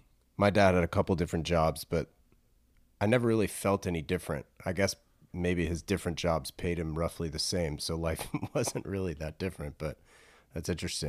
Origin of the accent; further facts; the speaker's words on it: East Coast, United States; I'm also from the East Coast originally.